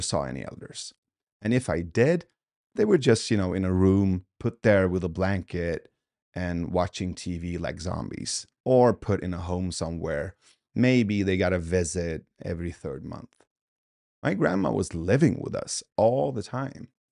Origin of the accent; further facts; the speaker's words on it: Sweden; also born or lived in Iran; I was born in Iran, but but we left when I was two. So um, in 1985, when we came to Sweden, from there on, I had like these two parallel cultures